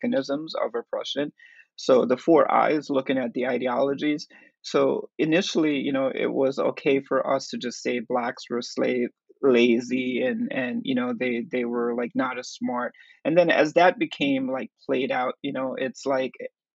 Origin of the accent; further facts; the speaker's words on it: Jamaica; now in New York City, United States; I'm from Jamaica